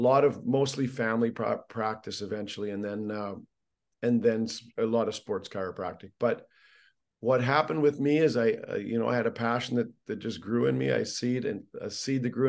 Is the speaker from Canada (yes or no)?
yes; Canada; Being Canadian, I started with hockey